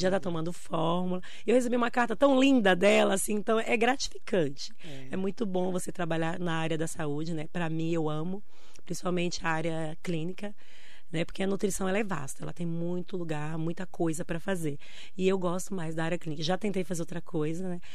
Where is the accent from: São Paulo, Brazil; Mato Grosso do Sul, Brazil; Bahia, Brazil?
Bahia, Brazil; now in Mogi das Cruzes, Brazil; Nasci na Bahia, no interior